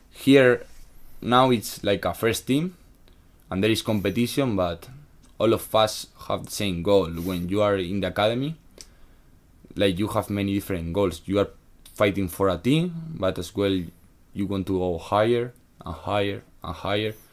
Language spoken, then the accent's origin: English; Sagunto, Valencian Community, Spain; but I am from Sagunto, mm. that is 20 meters. Wait, sorry, 20, 20 kilometers from mm. Valencia. So I was living home.